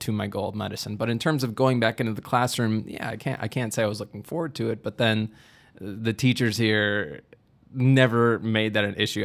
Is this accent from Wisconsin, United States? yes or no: yes; Milwaukee, Wisconsin, United States; moved away as an adult; now in Dubuque, United States; I'm from Milwaukee originally